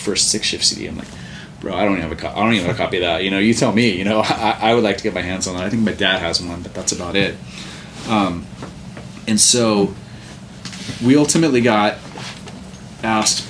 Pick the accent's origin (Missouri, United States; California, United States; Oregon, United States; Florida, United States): California, United States; Santa Cruz; I'm from Santa Cruz. Yeah. So I grew up in, like, the punk rock scene